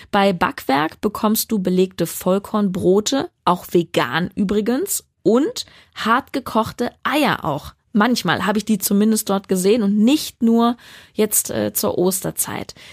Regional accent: Berlin, Germany; Currywurst ist auch ganz, ganz schlimm. Und das sage ich als Berlinerin.

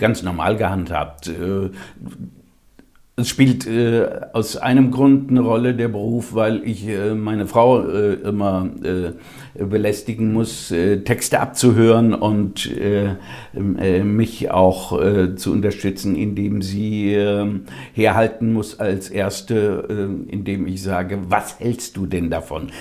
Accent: Germany; unsere Mentalität als äh, Deutsche

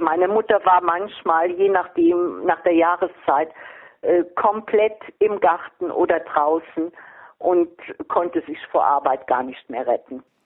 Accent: Vordereifel, near Trier, Rhineland-Palatinate, Germany; Ich bin also in der Vordereifel groß geworden, in der Nähe von Trier

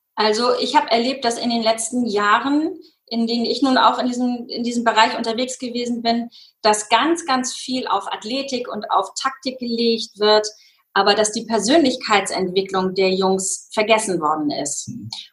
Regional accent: Schenefeld, Schleswig-Holstein, Germany; Ich komme aus Hamburg, also aus einem kleinen äh, angrenzenden Ort von Hamburg, aus Schenefeld

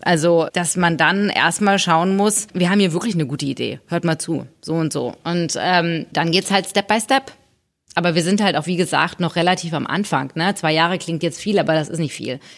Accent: Hamburg, Germany; ich bin in Hamburg geboren

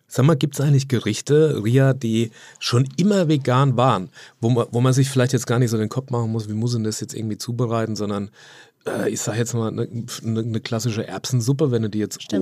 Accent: Hamburg, Germany; bei uns in Hamburg

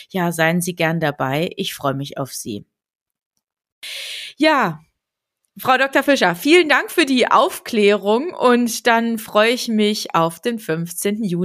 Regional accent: Germany; ich komme aus dem Harz

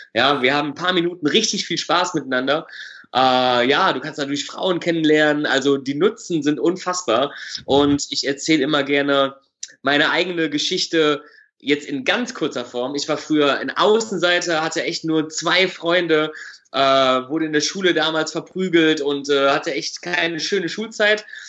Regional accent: Düsseldorf, North Rhine-Westphalia, Germany; Ich komme aus Düsseldorf

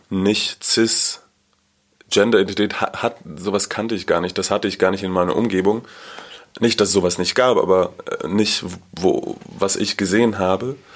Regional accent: Haifa, Haifa District, Israel; Ich komme aus Israel, aus Haifa und ich bin in einer schon sehr liberalen Familie aufgewachsen, auch eher linkspolitisch

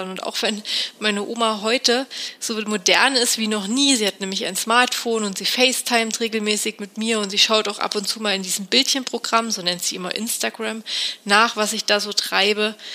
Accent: Thuringia, Germany; born there; now in Munich, Germany; und lebe seit ein paar Jahren in München. Ich bin aber eigentlich eine echte Landpomeranze und eine gebürtige Thüringerin. Aufgewachsen bin ich auf einem Bauernhof

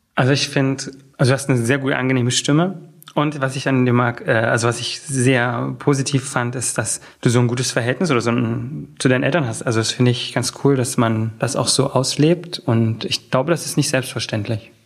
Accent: Oschatz, Saxony, Germany; moved away as an adult; now in Berlin, Germany; Aus Oschatz, das ist eine Kleinstadt äh, zwischen Leipzig und Dresden

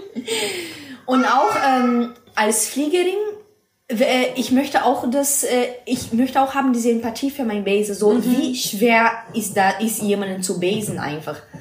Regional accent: Brazil; German is a second language; moved away as an adult; now in Mannheim, Germany; ich komme aus Brasilien und ich bin hier in Deutschland seit ähm, dreieinhalb Jahren jetzt

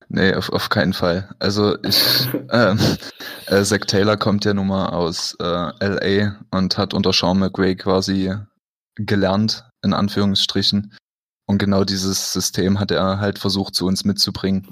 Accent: Dresden, Saxony, Germany; now in Berlin, Germany; komme ursprünglich aus Dresden.

